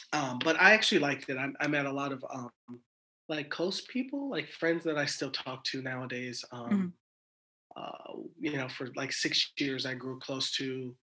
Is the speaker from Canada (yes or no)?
no; Germany; born there; also born or lived in Georgia, United States / Alaska, United States; my dad was in the military, and I lived all over the world. I was born in Germany. Everybody else in my family was born in Los Angeles. And so I moved to Alaska when I was 12.